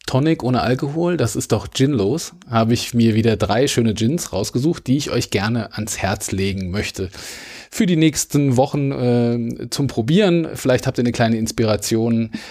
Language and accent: German; Wiesbaden, Hesse, Germany; also ich komme aus Wiesbaden